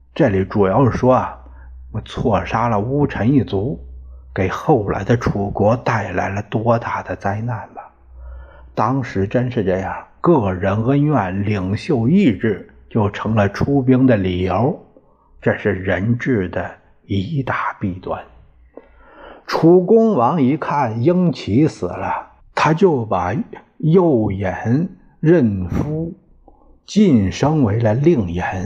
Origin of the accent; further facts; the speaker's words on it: Puyang, Henan, China; 因为是我们老家那儿，现在有七城公园儿